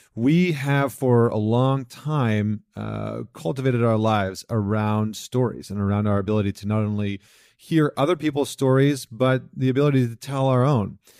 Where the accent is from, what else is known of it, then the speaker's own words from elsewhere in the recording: Alberta, Canada; I come from Alberta